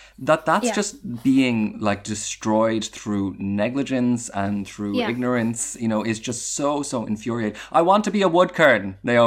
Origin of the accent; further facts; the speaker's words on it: Ireland; I feel like this is a bit of my heritage as an Irish citizen